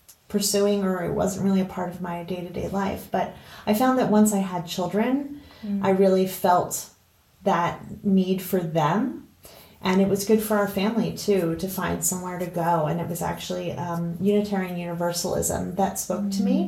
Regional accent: eastern Pennsylvania, United States; I grew up here in Pennsylvania, eastern Pennsylvania, and I just love being a Pennsylvanian

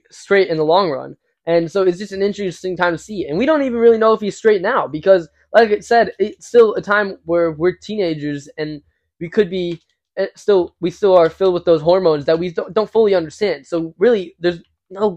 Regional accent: Illinois, United States; we are from Illinois

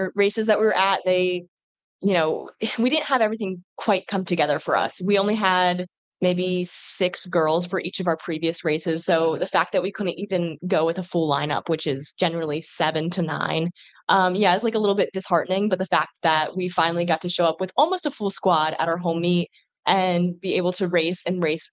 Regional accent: Pennsylvania, United States; moved away as an adult; also born or lived in Daytona Beach, Florida; now in Greenville, United States; I'm originally from Pennsylvania

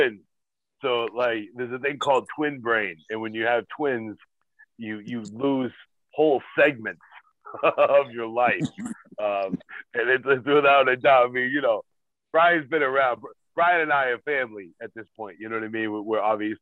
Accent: Massachusetts, United States; I'm from Massachusetts

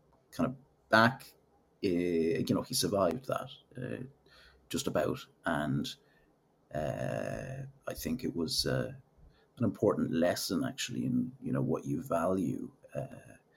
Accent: Killiney, Leinster, Ireland; moved away as an adult; also born or lived in Manchester / London; now in Los Angeles, United States; Grew up in, was South County Dublin, Killiney to be specific

